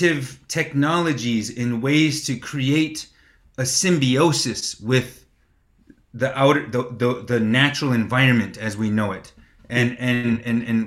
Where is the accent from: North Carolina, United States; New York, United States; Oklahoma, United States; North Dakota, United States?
North Dakota, United States; born or raised there; moved away as an adult; also born or lived in Black Hills, South Dakota; now in Pine Ridge Reservation, United States